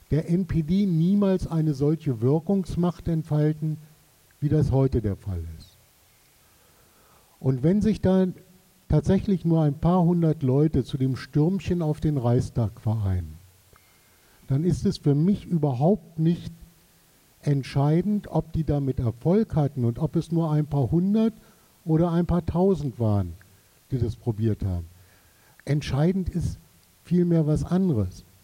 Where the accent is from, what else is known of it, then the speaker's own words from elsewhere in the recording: Saxony, Germany; Also ich komme aus Sachsen.